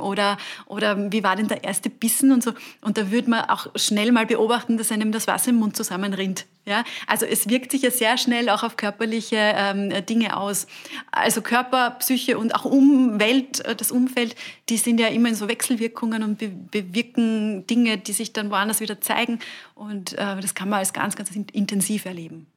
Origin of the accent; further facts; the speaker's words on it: Burgenland, Austria; moved away; ich komme aus dem Burgenland ursprünglich, bei uns